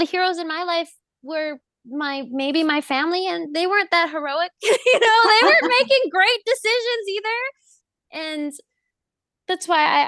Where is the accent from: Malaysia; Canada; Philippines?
Philippines; All the stereotypes, like I'm Filipino, so that's not my stereotype.